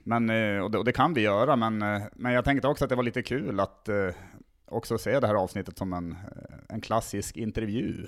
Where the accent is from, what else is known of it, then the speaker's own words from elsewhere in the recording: Tärnaby, Västerbotten County, Sweden; also born or lived in Skellefteå; now in Stockholm, Sweden; Jag kommer ursprungligen från Tärnaby uppe i, i Lappland